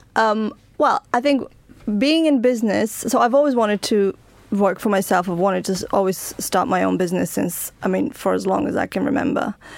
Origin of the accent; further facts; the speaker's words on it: Bulgaria; now in United Kingdom; I was born in Bulgaria, I came to live in the United Kingdom